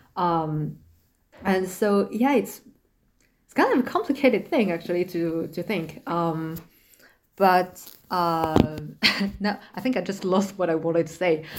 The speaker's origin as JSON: {"language": "English", "area": "Asher", "region": "Île-de-France", "country": "France", "tie": "born or raised there", "second_language": "English", "said": "I was born in France, grew up in France."}